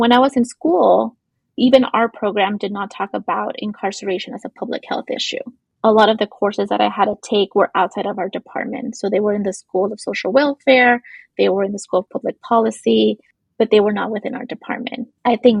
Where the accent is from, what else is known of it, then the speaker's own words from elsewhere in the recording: Los Angeles, California, United States; I grew up in East LA, Boyle Heights area